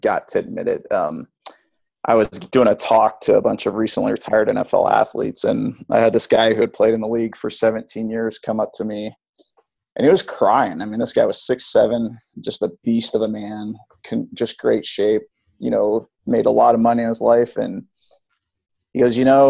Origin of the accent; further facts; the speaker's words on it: Hawaii, United States; moved away; also born or lived in Missouri; Born and raised in Hawaii